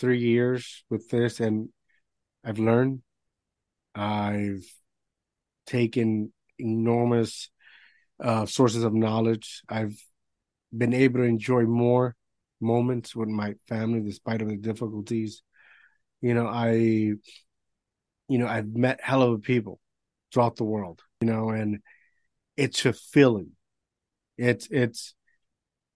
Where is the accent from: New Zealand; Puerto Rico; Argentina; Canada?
Puerto Rico; I grew up in Puerto Rico